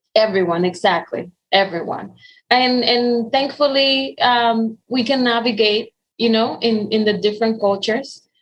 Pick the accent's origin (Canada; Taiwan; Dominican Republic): Dominican Republic; English is a second language; moved away as an adult; now in United States; I was born and raised in Dominican Republic.